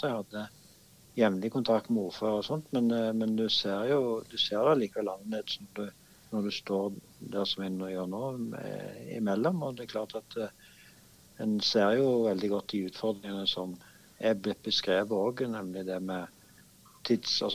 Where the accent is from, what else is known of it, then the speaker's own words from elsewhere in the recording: Stavanger, Rogaland, Norway; Det ene at jeg eh, får mulighet til å bo hjemme i Stavanger